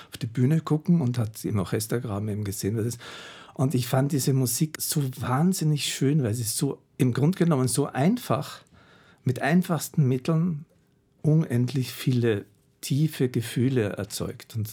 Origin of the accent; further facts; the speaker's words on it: Vienna, Austria; Aber ich bin ja in Wien groß geworden und ich habe vorher schon sieben Jahre bei den Wiener Philharmonikern mitgespielt